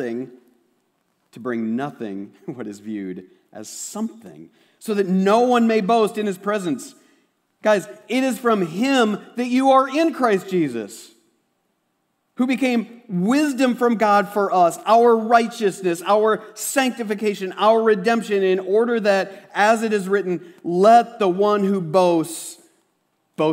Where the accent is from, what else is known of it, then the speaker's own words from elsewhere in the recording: Osage, United States; I'm from Osage